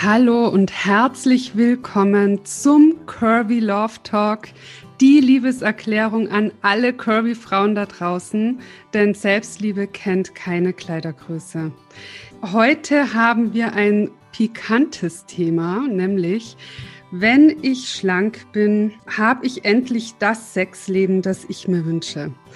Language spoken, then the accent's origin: German; Austria; wir sind beide aus Österreich. Wir haben im Vorgespräch schon voll dialektet